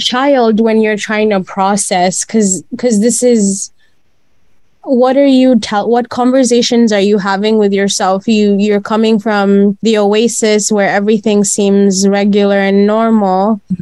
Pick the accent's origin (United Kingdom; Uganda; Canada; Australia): Uganda; growing up in Uganda, my parents were always like, you know, you have to behave proper.